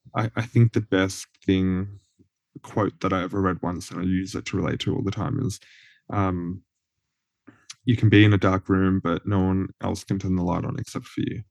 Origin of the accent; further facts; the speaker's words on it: Cobram, Victoria, Australia; moved away; also born or lived in Deniliquin, New South Wales; as I was living in Cobram, like a country town